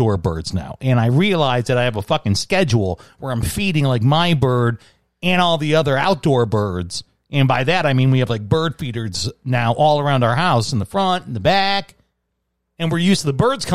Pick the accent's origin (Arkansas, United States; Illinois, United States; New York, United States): Illinois, United States; Chicago; moved away; My hometown